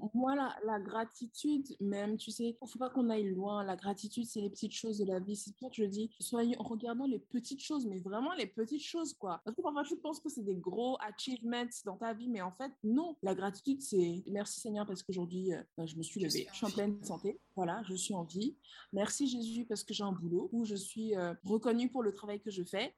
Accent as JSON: {"language": "French", "country": "Benin", "also_born_or_lived": "London", "moved": "as an adult", "said": "C'est notre pays, le Bénin, c'est mon pays, le Bénin."}